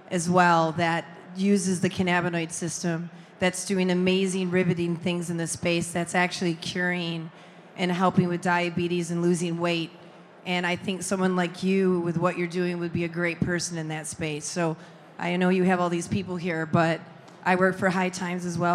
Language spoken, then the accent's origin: English; New York, United States; I'm from New York, so we have a lot of bodegas